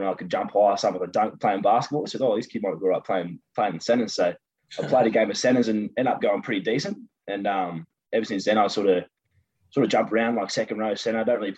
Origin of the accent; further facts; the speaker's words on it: Parkes, New South Wales, Australia; From the great town of Parks, mate. It's a small little town, about 10,000 people, like basically the heart of New South Wales